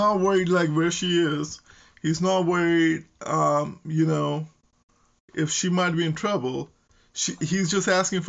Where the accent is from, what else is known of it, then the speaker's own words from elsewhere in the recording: Nebraska, United States; So we are from Nebraska